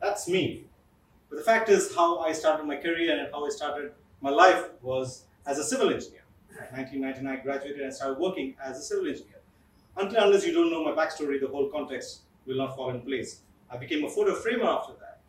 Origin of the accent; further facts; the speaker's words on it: Kerala, India; I am from Kerala